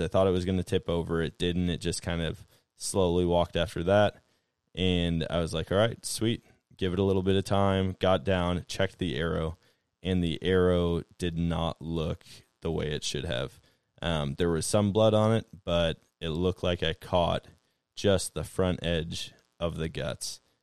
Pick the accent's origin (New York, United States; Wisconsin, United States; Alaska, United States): Wisconsin, United States; now in Missouri, United States; I grew up in Wisconsin